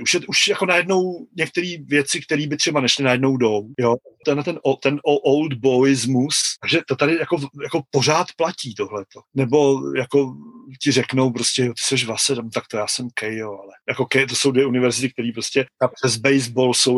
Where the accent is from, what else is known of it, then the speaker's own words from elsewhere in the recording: Czechia; now in Tokyo, Japan; já nejsem Japonec jsem Čech jak poleno